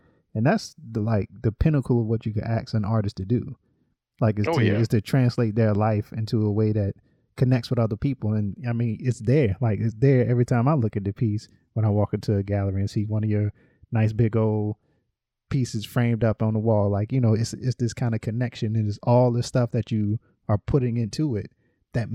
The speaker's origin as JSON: {"language": "English", "region": "North Carolina", "country": "United States", "tie": "born or raised there", "said": "I grew up in North Carolina"}